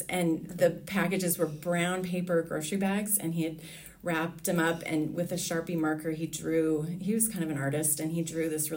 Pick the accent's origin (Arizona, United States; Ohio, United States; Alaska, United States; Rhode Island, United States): Alaska, United States; moved away as an adult; now in Richmond, United States; I think back on my childhood and the longer that I'm away from Alaska